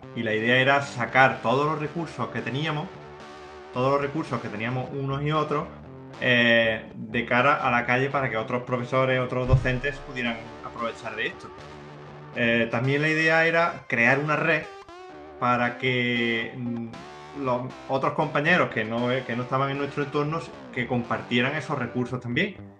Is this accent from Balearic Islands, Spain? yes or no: no; La Carlota, Andalusia, Spain; aquí en mi pueblo, en La Carlota